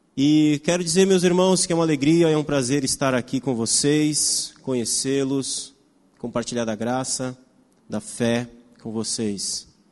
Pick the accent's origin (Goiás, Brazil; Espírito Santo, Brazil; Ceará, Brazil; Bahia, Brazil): Espírito Santo, Brazil; moved away as an adult; also born or lived in Greater Vitória; Nós somos uma família de capixabas, né? viemos do estado do Espírito Santo, eu nasci lá